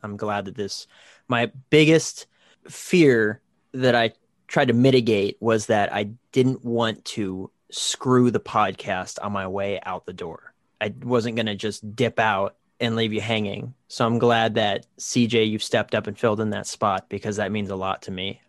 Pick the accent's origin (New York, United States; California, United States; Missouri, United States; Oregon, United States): California, United States; Fresno; moved away; I'm from Fresno